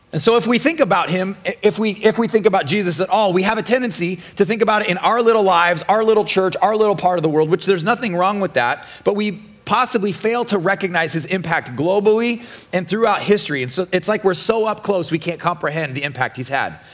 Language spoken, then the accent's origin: English; Nebraska, United States; now in Florida, United States; I'm from Nebraska